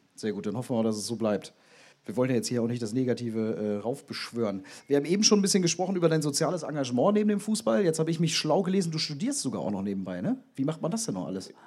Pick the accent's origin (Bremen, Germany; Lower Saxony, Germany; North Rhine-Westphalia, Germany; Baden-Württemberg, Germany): Bremen, Germany; now in Bielefeld, Germany; ich komme auch so aus deiner Ecke. Echt? Auch aus Bremen